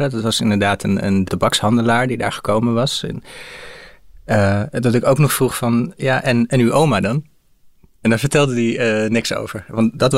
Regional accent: Indonesia; born there; Ja, ik ben Nederlands, ik heb een Nederlands paspoort, ik ben een Nederlands staatsburger. Ik ben geboren in Nederlands-Indië, zoals het toen heette.

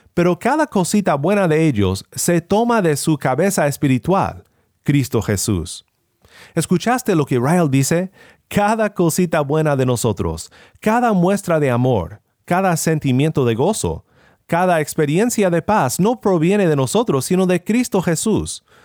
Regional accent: Sinaloa, Mexico; moved away; Cuando era joven y vivía en Sinaloa, México, vivía en un pueblo pequeño

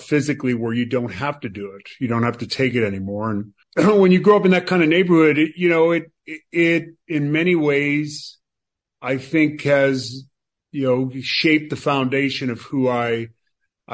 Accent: Boston, Massachusetts, United States; I grew up in Charlestown, Massachusetts, right in the city of Boston

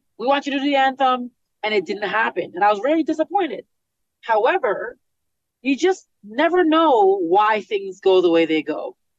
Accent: Canada; I am a Canadian, born and raised.

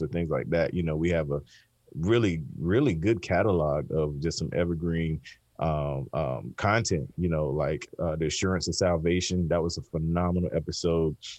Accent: the South, Southeast, United States; I grew up in the South, Southeast

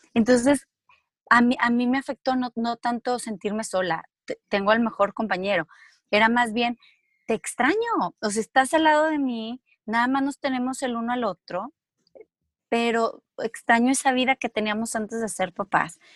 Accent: Mexico; moved away as an adult; also born or lived in Spain; los dos somos mexicanos

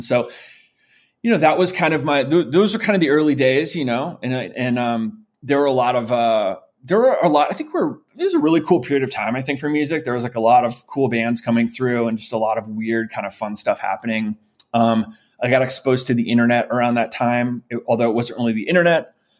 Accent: St. Louis, Missouri, United States; also born or lived in New York; I was born in New York, we lived in New York until I was around five, and we moved to St. Louis, Missouri, when I was five.

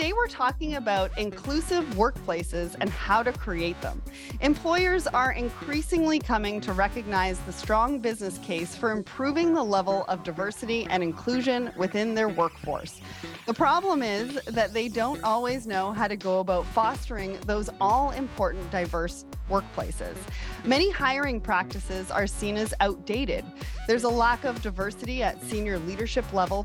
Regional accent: Toronto, Ontario, Canada; I am a Caucasian female from Toronto

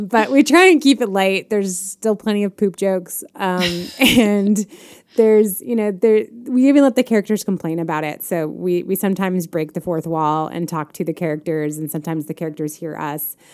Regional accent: Chicago, Illinois, United States; I am a Chicagoan

